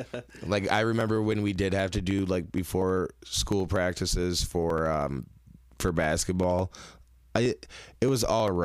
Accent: Netherlands; So growing up in Holland, figure skating doesn't seem like a very popular thing to pursue

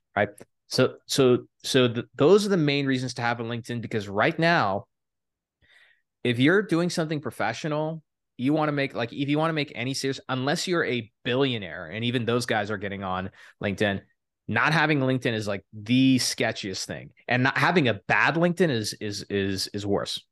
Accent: El Paso, Texas, United States; I'm a boy from Texas. I'm a first generation immigrant. Dad's from Iraq. Mom's from Turkey

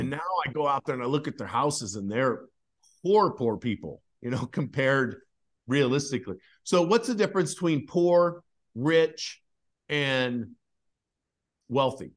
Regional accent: Idaho, United States; I grew up in Idaho

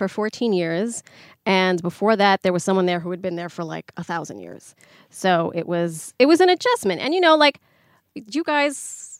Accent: New York City, New York, United States; I was born and raised in the Bronx.

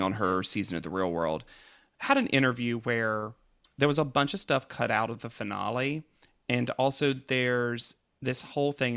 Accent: the South, United States; As a Southerner

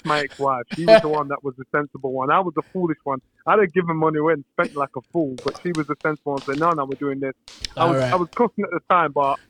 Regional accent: Yorkshire and the Humber, United Kingdom; I'm a Yorkshire boy.

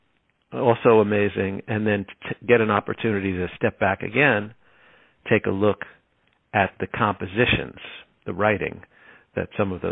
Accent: Linden, New Jersey, United States; also born or lived in Elizabeth, New Jersey; I grew up in a town called Linden, New Jersey

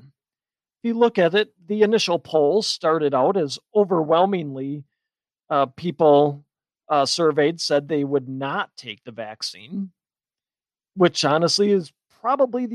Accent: Wisconsin, United States; my home state of Wisconsin

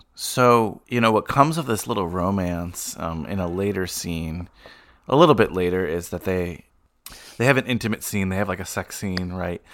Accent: Bergen County, New Jersey, United States; growing up in Bergen County, just outside New York

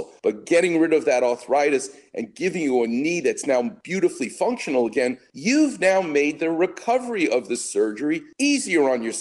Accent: New York City, New York, United States; now in Los Angeles, United States; I was a Knicks fan growing up. I'm a New Yorker

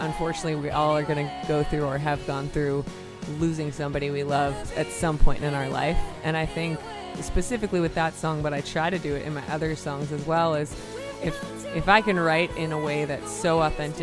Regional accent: Minnesota, United States; moved away; also born or lived in Philadelphia, Pennsylvania / Boston, Massachusetts; I was born in Philly, yeah, but so. I kind of claim Minnesota

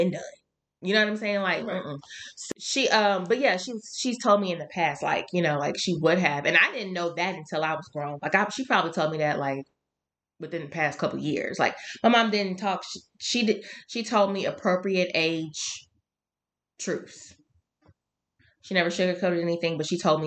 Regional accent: Shreveport, Louisiana, United States; I'm from Shreveport

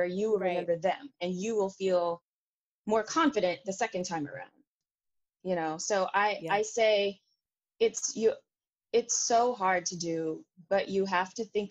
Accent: Houston, Texas, United States; moved away; I'm going to be directing my first show at home. I'm from Houston

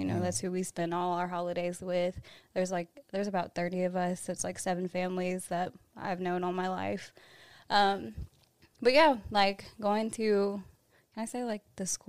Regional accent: Nashville, Tennessee, United States; also born or lived in Columbia, Tennessee / Nolensville, Tennessee; I was born in Columbia, Tennessee, mm-hmm. and then I think we moved out to Antioch real short after that. So I was in Antioch all my life, up until like freshman year when we moved to Nolensville or whatever.

